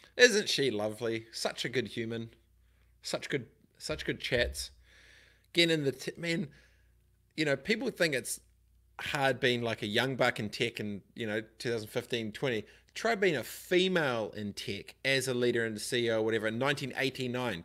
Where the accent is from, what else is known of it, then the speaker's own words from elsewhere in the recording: New Zealand; growing up in Aronoia, in my high school, in my seventh form